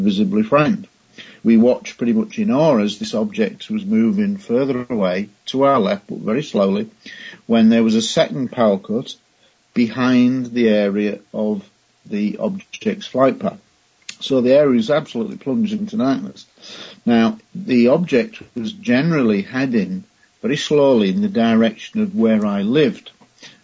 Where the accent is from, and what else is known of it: Scunthorpe, Yorkshire and the Humber, United Kingdom; born or raised there